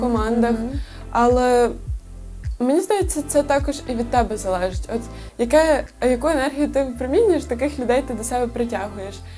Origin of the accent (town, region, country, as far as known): Ukraine